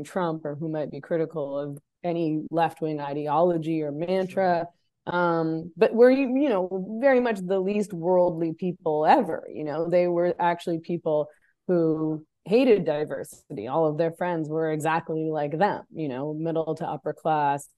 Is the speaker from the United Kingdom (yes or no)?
no; Vancouver, British Columbia, Canada; moved away as an adult; I'm from Vancouver. I was born in Vancouver, actual Vancouver, not fucking Chilliwack.